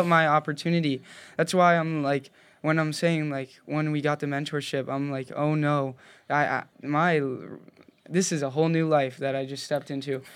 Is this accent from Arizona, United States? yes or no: yes; Cave Creek, Arizona, United States; I grew up in Cave Creek, Arizona